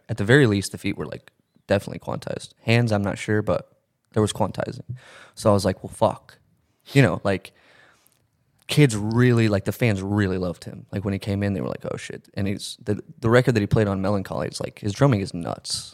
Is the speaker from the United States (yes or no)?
yes; Texas, United States; moved away as an adult; now in Connecticut, United States; I live in Connecticut now. I was born and raised in Texas, moved to Connecticut like a year ago